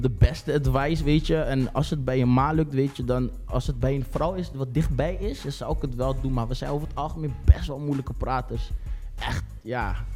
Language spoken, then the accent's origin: Dutch; Rotterdam, South Holland, Netherlands; Ik ben 26 jaar geboren en getogen in Rotterdam.